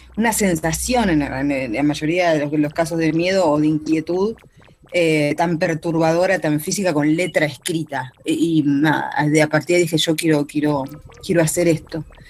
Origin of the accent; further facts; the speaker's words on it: Argentina; elijo Argentina sí, por supuesto, porque es lo que es mi país natal